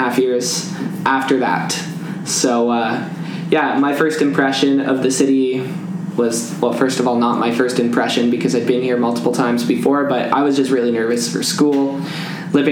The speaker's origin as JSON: {"language": "English", "town": "Kelowna", "region": "British Columbia", "country": "Canada", "also_born_or_lived": "Burnaby", "moved": "as an adult", "lives_now": "Vancouver, Canada", "said": "I'm from Kelowna"}